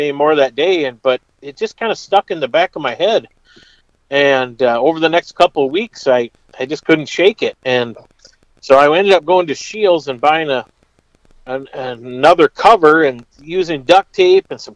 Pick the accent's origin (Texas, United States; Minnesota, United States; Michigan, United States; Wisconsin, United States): Minnesota, United States; south of Albert Lea; I grew up in Minnesota, south of Albert Lea, in between Albert Lea and the Iowa border.